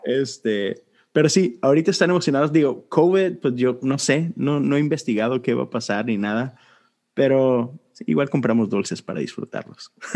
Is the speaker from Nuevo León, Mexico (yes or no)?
yes; Monterrey, Nuevo León, Mexico; crecí en México, en Monterrey